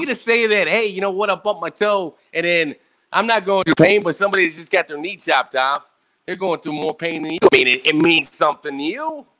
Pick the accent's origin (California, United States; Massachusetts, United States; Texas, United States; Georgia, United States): Texas, United States; Abilene; now in San Antonio, United States; I'm from a little city town in Texas